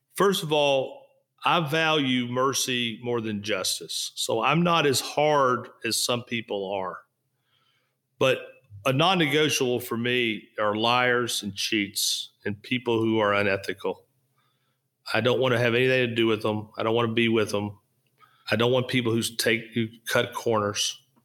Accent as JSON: {"language": "English", "region": "Kentucky", "country": "United States", "tie": "born or raised there", "also_born_or_lived": "Florida", "moved": "yes", "said": "I was in Kentucky. I loved being in Kentucky."}